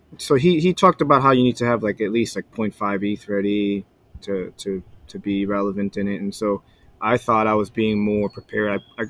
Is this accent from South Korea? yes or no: yes; South Korea; Like, he came from Belarus. I came from Korea. Family business.